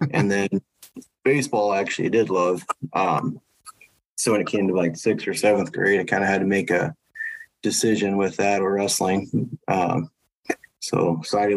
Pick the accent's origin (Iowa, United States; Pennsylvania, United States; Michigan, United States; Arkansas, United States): Iowa, United States; Cedar Rapids; Growing up, I was born in Iowa City and we moved when I was like one, then lived in Cedar Rapids pretty much my whole life until my end of my sophomore year in high school